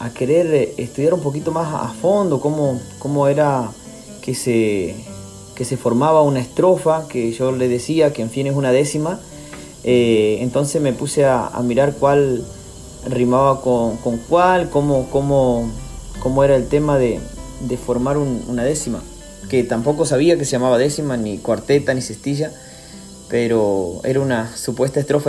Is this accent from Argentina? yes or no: yes; Gancedo, Chaco, Argentina; soy de Gancedo, un pueblo del Chaco